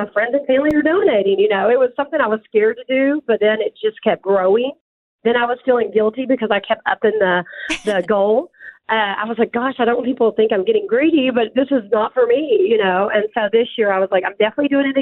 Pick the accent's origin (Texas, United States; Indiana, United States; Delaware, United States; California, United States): Texas, United States; accent: country; also born or lived in Tyler, Texas; I'm a Texas girl